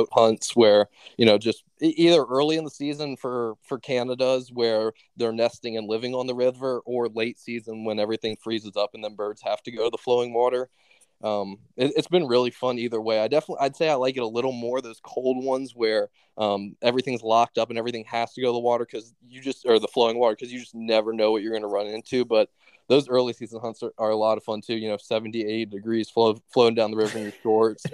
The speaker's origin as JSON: {"language": "English", "town": "Richmond", "region": "Virginia", "country": "United States", "said": "I'm from Richmond, Virginia"}